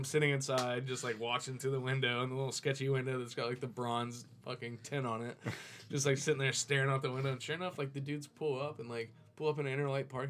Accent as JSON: {"language": "English", "town": "Jacksonville", "region": "Florida", "country": "United States", "tie": "born or raised there", "said": "I was born in Jacksonville"}